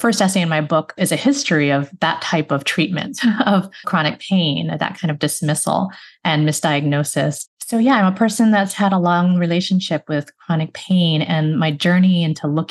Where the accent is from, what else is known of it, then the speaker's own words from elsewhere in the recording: Chicago, Illinois, United States; I grew up in the Chicago area